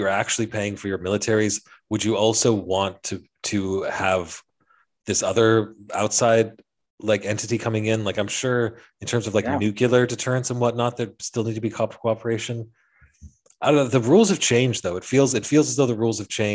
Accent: Western Canada, Canada; growing up in Western Canada

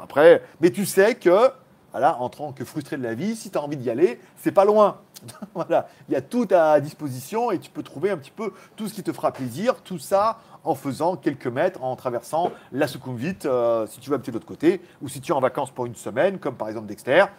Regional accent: Lyon, Auvergne-Rhône-Alpes, France; moved away as an adult; now in Pattaya, Thailand; je suis né à Lyon

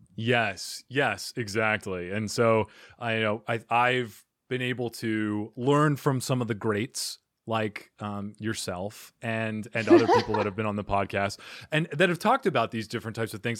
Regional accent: Arizona, United States; moved away as an adult; also born or lived in New York tri-state area; I am originally from Arizona, but then I moved to the tri state area.

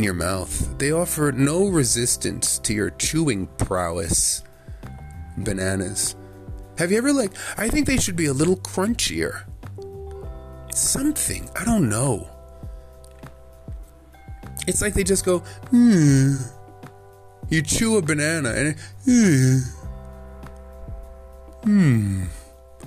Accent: Jamaica; as a Jamaican

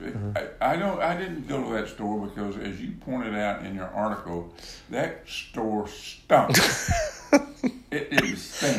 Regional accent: Harrison, Georgia, United States; I was raised basically in Harrison, Georgia

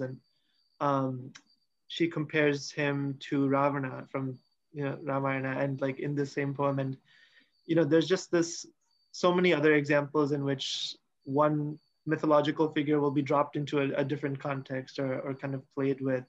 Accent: Seattle, Washington, United States; since I was one year old, I've lived in the US. Um, I, I grew up in Seattle, Washington

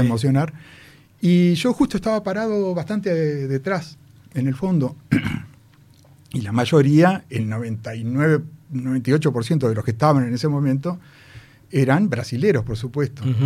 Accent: Uruguay; como uruguayo

